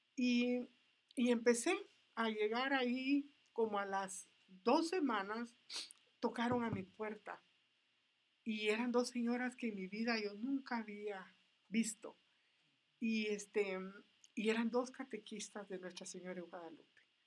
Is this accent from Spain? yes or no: no; Flores, Petén, Guatemala; moved away; yo soy guatemalteca nací en, la, en la República de Guatemala, en el norte, en un lugar llamado Petén, en una isla llamada Flores